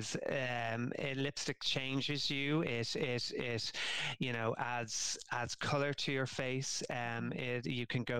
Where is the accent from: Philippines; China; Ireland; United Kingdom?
Ireland; we're Irish